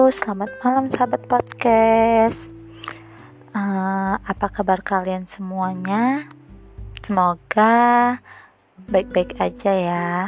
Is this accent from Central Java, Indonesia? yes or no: no; Lingga, Riau Islands, Indonesia; asal aku dari Lingga